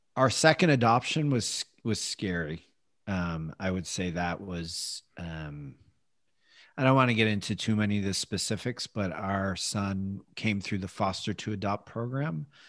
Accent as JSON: {"language": "English", "region": "Midwest", "country": "United States", "tie": "born or raised there", "said": "as a boy growing up in the Midwest"}